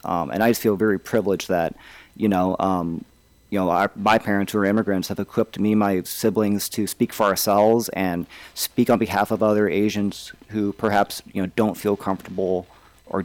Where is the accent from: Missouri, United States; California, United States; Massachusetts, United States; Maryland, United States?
Missouri, United States; St. Louis; growing up in West County in the late 80s, early 90s, I was oftentimes probably one of the few Asian Americans in my class.